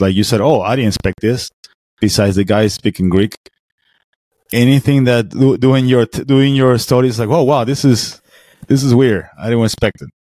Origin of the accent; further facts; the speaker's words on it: Venezuela; now in Florida, United States; I'm American, I'm a Venezuelan too. So I got mix of two cultures